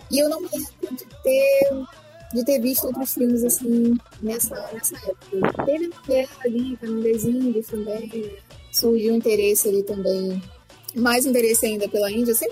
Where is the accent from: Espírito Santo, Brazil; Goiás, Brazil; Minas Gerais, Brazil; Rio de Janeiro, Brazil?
Rio de Janeiro, Brazil; sou do Rio de Janeiro.